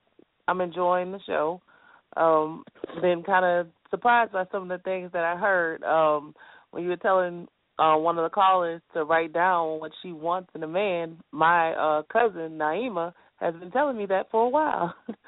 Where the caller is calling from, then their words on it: Baton Rouge, Louisiana, United States; I'm calling from Baton Rouge, Louisiana.